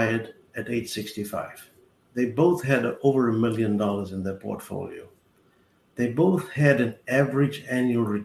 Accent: South Africa; moved away as an adult; now in Fort Lauderdale, United States; I grew up in South Africa during apartheid.

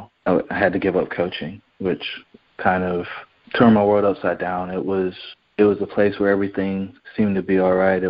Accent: Fayetteville, North Carolina, United States; moved away as an adult; also born or lived in Virginia; I grew up in Fayetteville, North Carolina, the son of a soldier and a stay-at-home mom

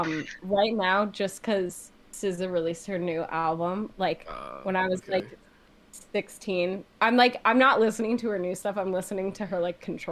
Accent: New Haven, Connecticut, United States; born or raised there

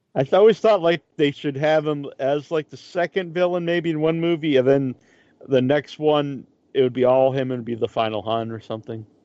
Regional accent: Massachusetts, United States; I'm from uh, from Massachusetts

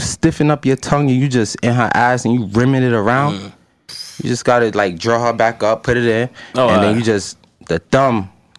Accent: New York City, New York, United States; I'm from Southside Jamaica, Queens.

